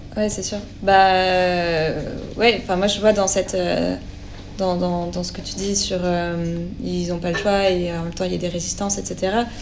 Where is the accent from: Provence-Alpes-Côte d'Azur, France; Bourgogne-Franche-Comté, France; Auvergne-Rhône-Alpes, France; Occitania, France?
Auvergne-Rhône-Alpes, France; Lyon; en tant que Lyonnais et Lyonnaise